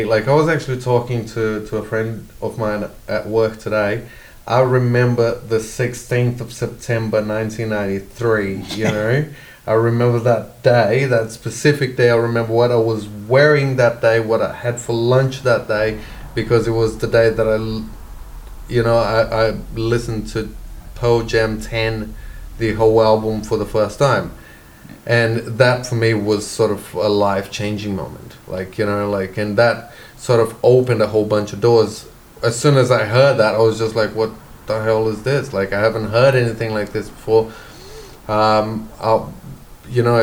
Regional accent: Brazil; moved away as an adult; also born or lived in United States / England; now in Australia; So born and bred in Brazil, left Brazil in 2003 and started traveling.

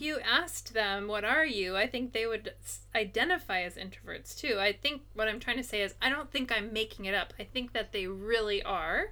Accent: United States; now in Japan; as an American, or at least the way that I think, even though I've been here for a long time and I speak Japanese

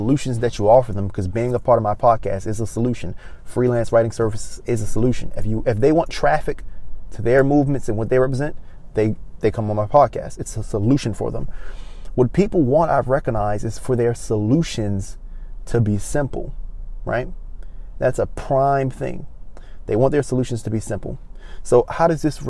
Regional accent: Baltimore, Maryland, United States; moved away as an adult; now in Los Angeles, United States; I wasn't born here. I was born in Baltimore, Maryland, but I traveled here in November of 2019

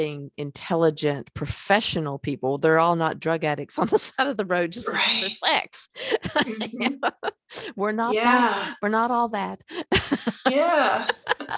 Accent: North Carolina, United States; I'm from North Carolina

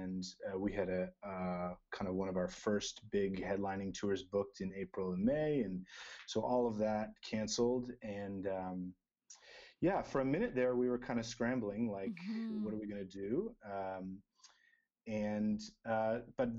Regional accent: Burlington, Ontario, Canada; I grew up just outside Toronto. We still live kind of in the GTA area. Mm-hmm. And I grew up in Burlington

